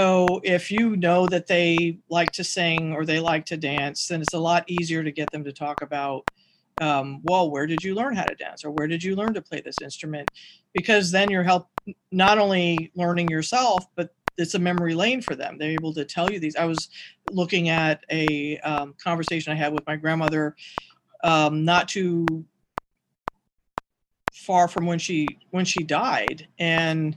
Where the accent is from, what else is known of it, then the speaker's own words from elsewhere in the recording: Seattle, Washington, United States; growing up in Seattle